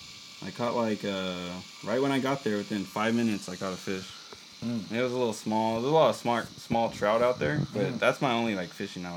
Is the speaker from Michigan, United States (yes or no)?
no; Buena Park, California, United States; also born or lived in Placentia; I was born around there, and like, I kind of grew up, like, I remember a little bit of childhood, and then we moved to like the apartments around Buena Park, and then, yeah, I just, like, I grew up there.